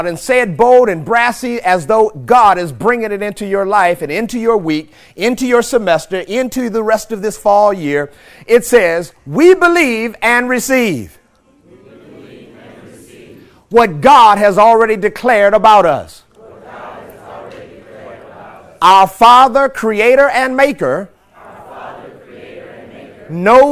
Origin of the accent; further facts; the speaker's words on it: St. Louis, Missouri, United States; I'm born and raised in St. Louis, Missouri